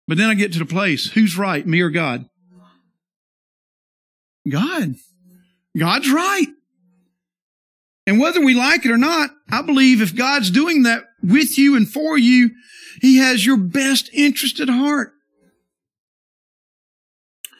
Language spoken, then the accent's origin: English; the South, United States; I'm from the South